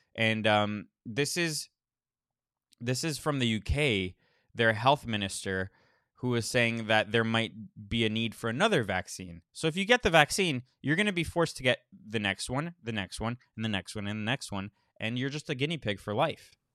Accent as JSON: {"language": "English", "region": "Florida", "country": "United States", "moved": "yes", "said": "I'm from Florida. I don't live there, but I'm from there"}